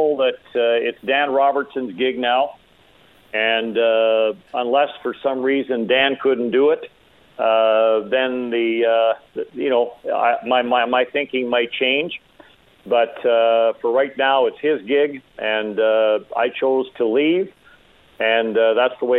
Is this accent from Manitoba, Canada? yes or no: yes; Manitoba, Canada; moved away as an adult; also born or lived in Toronto / Winnipeg; I was born and raised in Manitoba